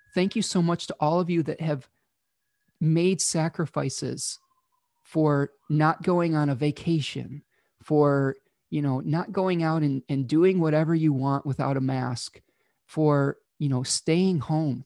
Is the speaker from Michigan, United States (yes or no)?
yes; Michigan, United States; my home state of Michigan, in the United States